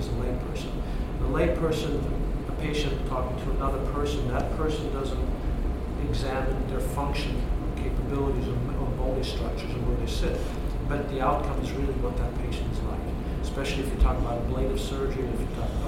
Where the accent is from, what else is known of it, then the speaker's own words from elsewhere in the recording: United States; as an American and belong to the American Association